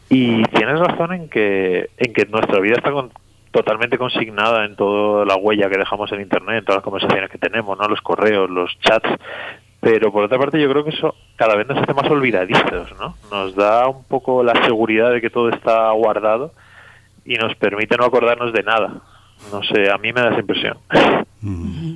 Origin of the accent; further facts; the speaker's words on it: Spain; Yo soy medio argelino y, crecí hablando árabe con mi padre y español también